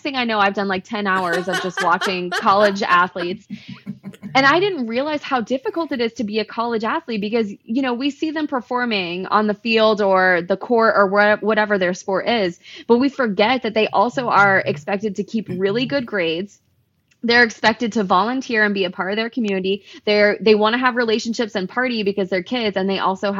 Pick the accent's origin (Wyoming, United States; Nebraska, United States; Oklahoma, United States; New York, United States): Oklahoma, United States; moved away; also born or lived in Florida; I grew up in Oklahoma